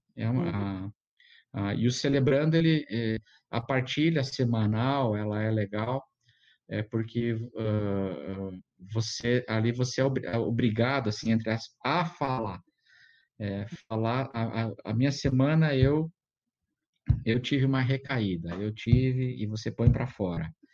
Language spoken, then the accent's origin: Portuguese; Brazil; also born or lived in Munich, Germany; eu, eu, como brasileiro ali, né, frequentando a Igreja Batista lá em Munique